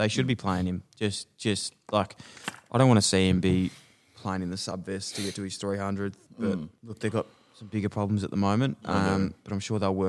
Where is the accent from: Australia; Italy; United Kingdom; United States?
Australia; Ballarat, Victoria; Yeah, I actually am from Ballarat and I was a farmer.